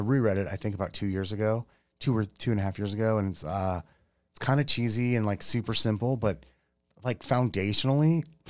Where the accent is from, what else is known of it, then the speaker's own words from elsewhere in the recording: Yuma, Arizona, United States; I grew up in Yuma.